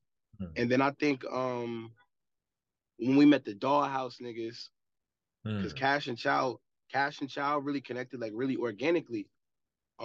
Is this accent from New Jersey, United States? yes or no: yes; Mapso, New Jersey, United States; I'm from Mapso